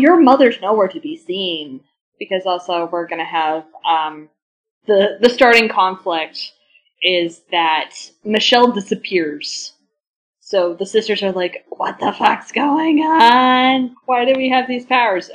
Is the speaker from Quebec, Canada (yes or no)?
no; Vancouver Island, British Columbia, Canada; when I was growing up on Vancouver Island